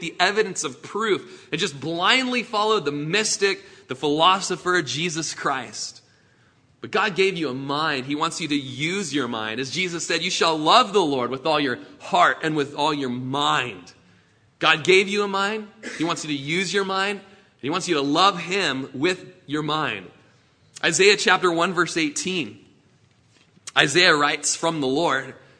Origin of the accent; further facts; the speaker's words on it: Klamath Falls, Oregon, United States; I was born in Klamath Falls and raised in Klamath Falls